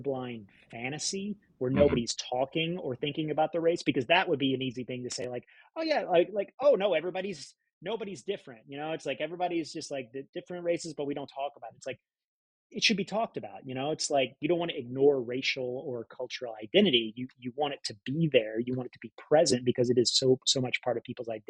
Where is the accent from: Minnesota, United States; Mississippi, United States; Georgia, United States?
Mississippi, United States; I grew up in Mississippi